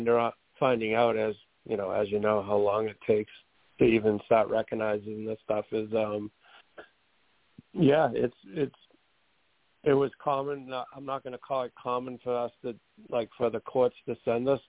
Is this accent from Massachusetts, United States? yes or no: yes; Methuen, Massachusetts, United States; I'm from Methuen, Massachusetts